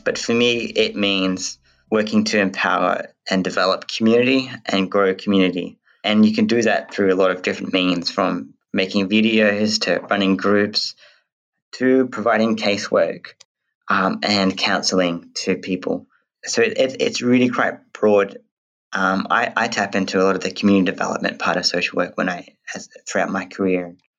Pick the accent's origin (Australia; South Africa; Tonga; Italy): Australia; Western Australia; also born or lived in New Zealand; I was born in New Zealand and grew up in West Australia